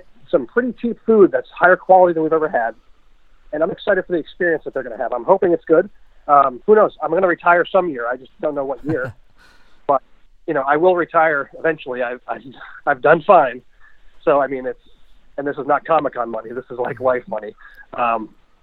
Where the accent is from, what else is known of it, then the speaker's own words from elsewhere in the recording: Massachusetts, United States; now in Vermont, United States; I'm from Mass originally